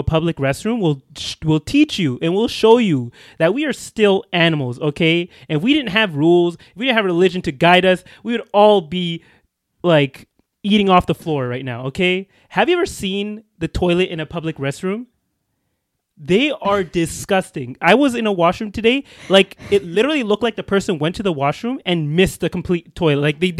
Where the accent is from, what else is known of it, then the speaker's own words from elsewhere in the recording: New York, United States; Should we just start again right off the bat, like I'm from New York?